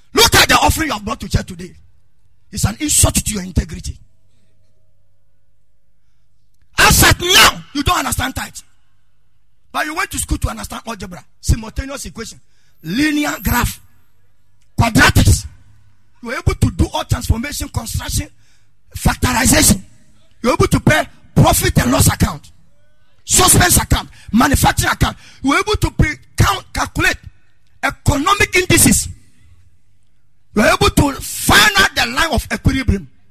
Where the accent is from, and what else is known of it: Ghana